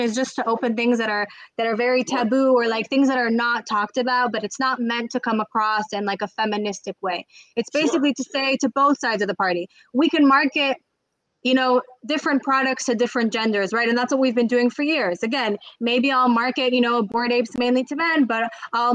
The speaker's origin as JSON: {"language": "English", "country": "United States", "tie": "born or raised there", "also_born_or_lived": "Israel", "moved": "as an adult", "said": "I grew up in the States"}